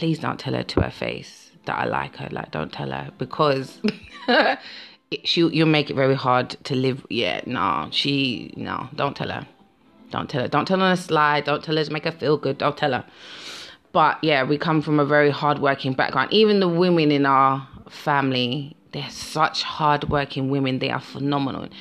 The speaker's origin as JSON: {"language": "English", "region": "London", "country": "United Kingdom", "said": "I'm a Londoner"}